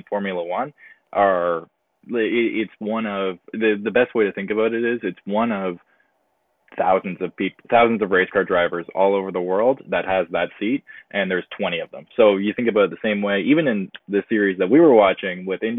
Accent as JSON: {"language": "English", "town": "Mount Albert", "region": "Ontario", "country": "Canada", "said": "I'm from Mount Albert, Ontario. So just east of Newmarket. So a little bit north of Toronto"}